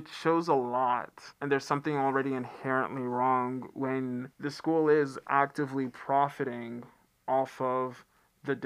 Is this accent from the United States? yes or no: yes; United States; also born or lived in Atlanta, Georgia / The Bronx, New York; now in Western North Carolina, United States; I grew up in Atlanta and the Bronx